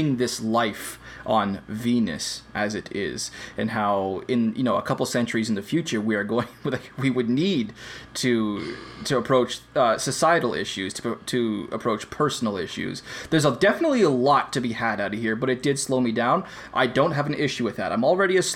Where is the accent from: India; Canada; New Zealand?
Canada; I'm Canadian